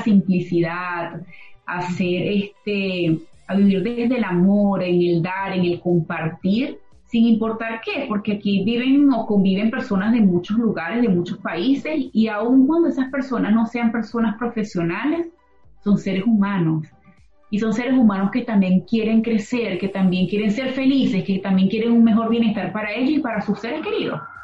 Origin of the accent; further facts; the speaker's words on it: Venezuela; moved away; Los que venimos de Venezuela